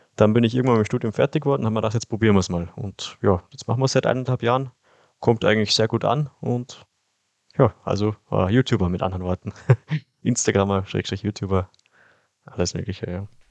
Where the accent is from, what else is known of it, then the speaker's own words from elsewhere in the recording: Kitzbühel, Tyrol, Austria; ich komme ja aus Österreich, also aus Kitzbühel